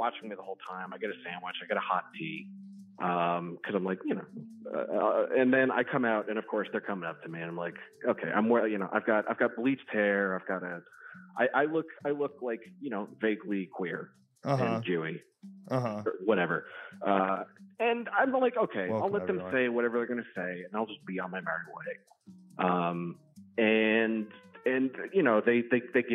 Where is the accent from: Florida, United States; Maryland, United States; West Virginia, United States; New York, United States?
Maryland, United States; Baltimore County; I grew up in Baltimore County